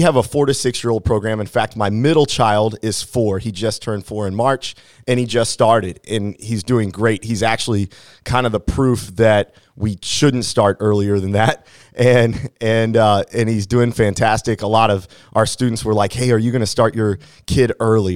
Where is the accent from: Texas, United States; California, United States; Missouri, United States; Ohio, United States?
Missouri, United States; Hannibal; I grew up in Hannibal, Missouri, and so I'm, I, I like to say that I'm locally grown